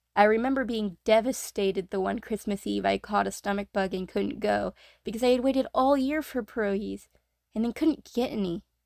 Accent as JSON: {"language": "English", "region": "North Carolina", "country": "United States", "tie": "born or raised there", "said": "I myself was born and raised in North Carolina"}